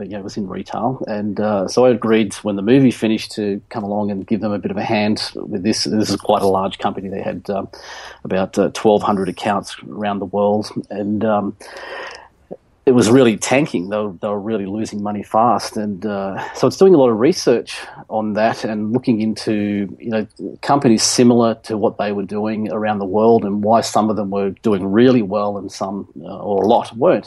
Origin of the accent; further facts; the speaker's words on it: Nelson Bay, New South Wales, Australia; moved away as an adult; now in Gold Coast, Australia; I grew up in Nelson Bay, and then when I was 21, I moved back up here to the Gold Coast